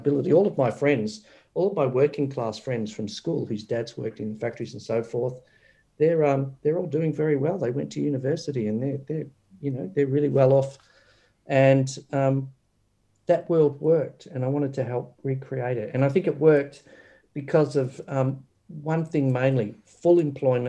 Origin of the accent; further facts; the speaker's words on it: Doveton, Victoria, Australia; I grew up in Doveton